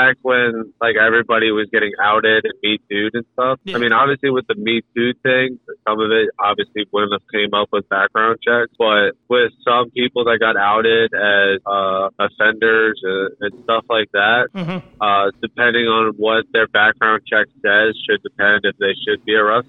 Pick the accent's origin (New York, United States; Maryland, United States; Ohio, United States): Maryland, United States; Salisbury; I'm down from Salisbury, which is like, where I say Salisbury, Maryland